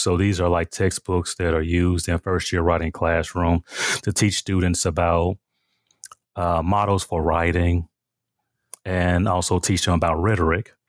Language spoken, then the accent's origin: English; Memphis, Tennessee, United States; now in Milwaukee, United States; my growing up in Memphis, Tennessee, I was born and raised there